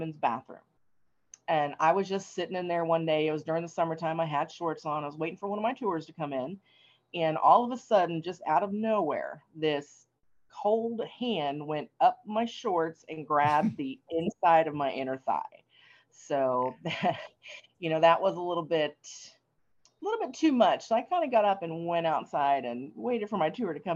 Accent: Tennessee, United States; I grew up in Tennessee around a lot of, you know, superstitious people

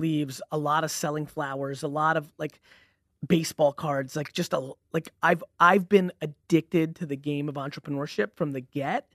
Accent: Edison, New Jersey, United States; also born or lived in Belarus / Queens, New York; I grew up in, you know, I really grew up in Edison, New Jersey

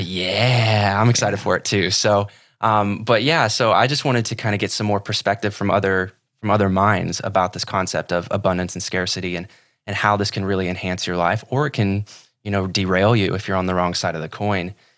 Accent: Ohio, United States; moved away as an adult; now in Sarasota, United States; I'm from Ohio originally

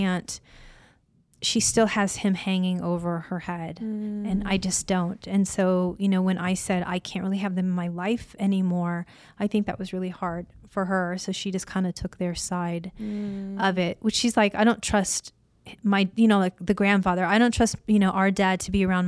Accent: Illinois, United States; now in California, United States; I was raised in Illinois

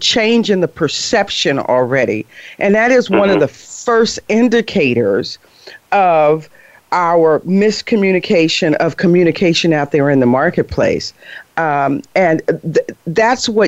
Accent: Chicago, Illinois, United States; I'm from Chicago. I put an S on everything.

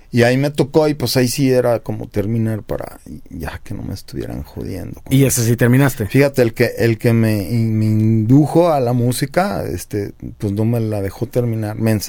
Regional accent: Mexico; born there; pues nací en México.

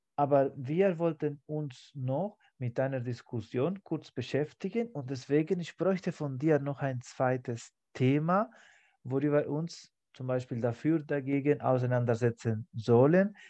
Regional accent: Spain; German is a second language; moved away; in meinem Heimatland Spanien

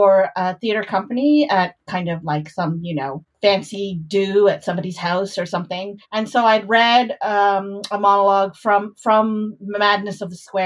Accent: Canada; I grew up in Canada

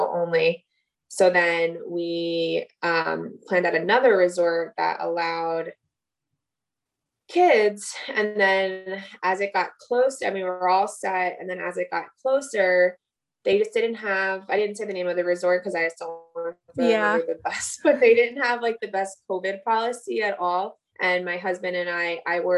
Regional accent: New Jersey, United States; We're from New Jersey

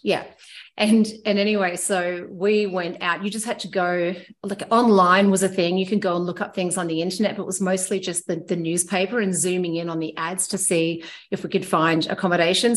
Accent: Myrtleford, Victoria, Australia; moved away as an adult; also born or lived in Whistler, Canada; I grew up skiing. Uh, I'm from Millowa, uh, just in the foothills of, of Mount Hotham

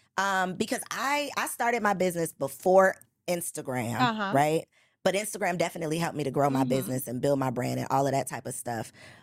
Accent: Chicago, Illinois, United States

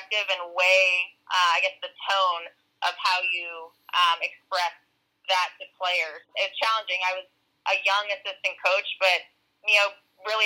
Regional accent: Woodbridge, Virginia, United States; My soccer journey began at about 4 years old in Northern Virginia. I grew up in Woodbridge

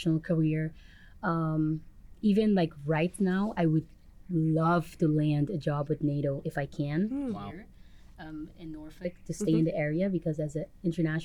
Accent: Curaçao; first language Papiamento; English is a second language; moved away as an adult; now in United States; student from Curaçao, the Dutch Caribbean. I grew up there

